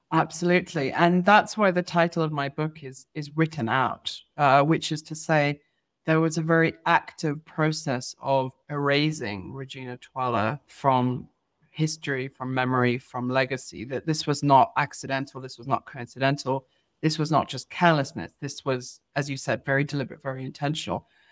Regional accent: Eswatini; being part of this white community growing up in Swaziland

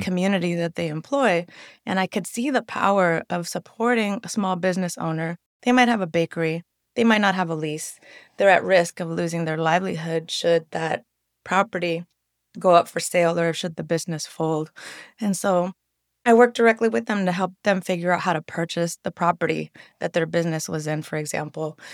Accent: San Francisco, California, United States; growing up in the Mission

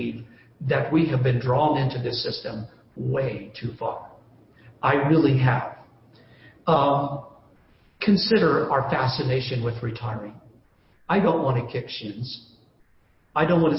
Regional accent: United States; we do our duty as American citizens

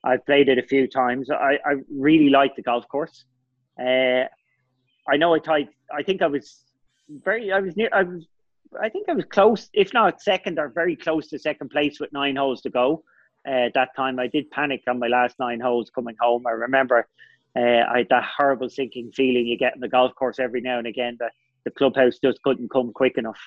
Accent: Ireland; I was stressed as an Irish person

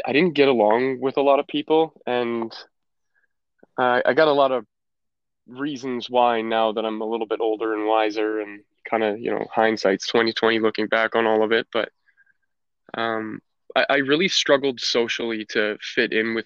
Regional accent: Alberta, Canada; also born or lived in Calgary, Alberta / Chestermere, Alberta; I was born in Calgary, Alberta. I spent a little bit of my very young life in the city

